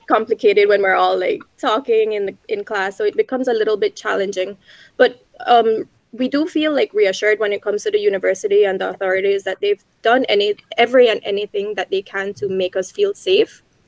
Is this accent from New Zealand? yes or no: no; Belize; moved away as an adult; now in Taiwan; I was born and raised in Belize, a small country in Central America